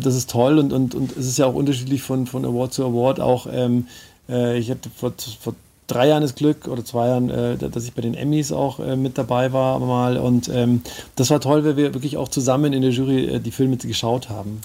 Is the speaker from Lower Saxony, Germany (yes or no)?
no; Munich, Bavaria, Germany; ich bin Münchner Kindel